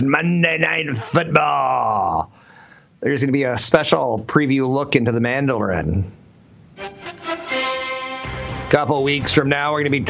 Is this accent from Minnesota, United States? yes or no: yes; Minnesota, United States; I'm from Minnesota